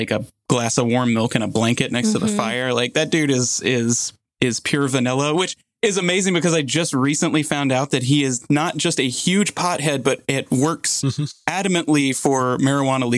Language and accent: English; Virginia, United States; Virginia, my home state